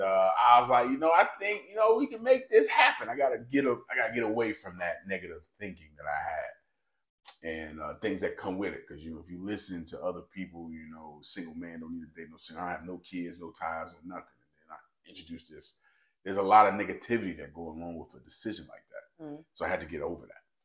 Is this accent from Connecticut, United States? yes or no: no; North Carolina, United States; now in Memphis, United States; I'm originally from North Carolina